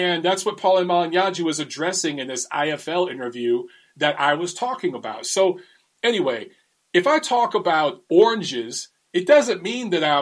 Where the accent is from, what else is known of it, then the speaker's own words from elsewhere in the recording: United States; me as an American person